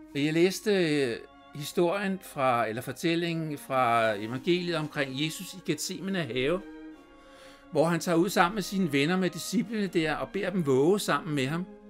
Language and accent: Danish; Copenhagen, Capital Region of Denmark, Denmark; jeg voksede op på Christianshavn i København